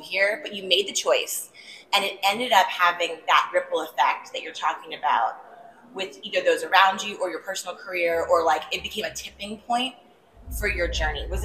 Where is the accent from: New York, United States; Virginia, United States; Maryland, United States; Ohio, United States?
Maryland, United States; I'm from Maryland originally